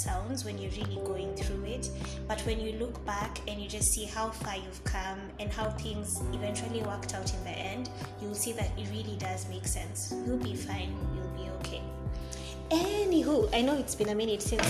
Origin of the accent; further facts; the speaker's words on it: Kenya; also born or lived in Nairobi; being a Kenyan living in Kenya, Nairobi to be exact